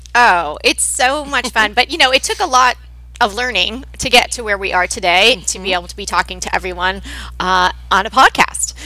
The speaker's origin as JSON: {"language": "English", "region": "New York", "country": "United States", "tie": "born or raised there", "moved": "as an adult", "lives_now": "Pasadena, United States", "said": "grew up on the East Coast. I'm from New York"}